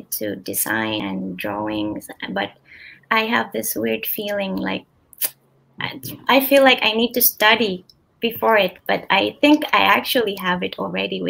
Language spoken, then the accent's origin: English; Philippines; now in Berlin, Germany; I'm in Berlin, but I'm from the Philippines originally.